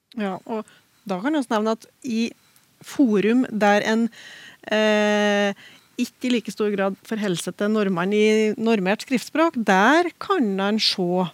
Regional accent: Oppdal, Trøndelag, Norway; i talemålet der jeg vokste opp, i Oppdal

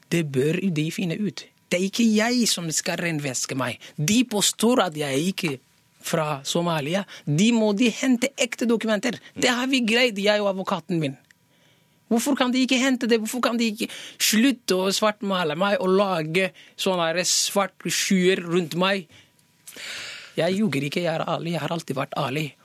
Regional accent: Norway; Hallo, jeg er norsk.

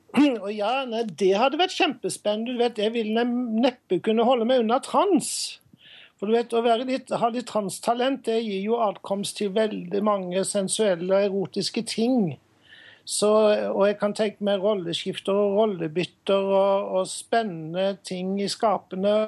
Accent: Sørlandet, Southern Norway, Norway; Men jeg er jo fra Sørlandet

